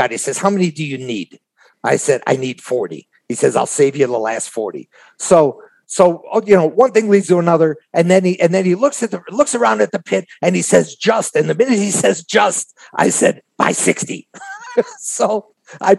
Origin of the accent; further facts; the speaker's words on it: Chicago, Illinois, United States; I'm from Chicago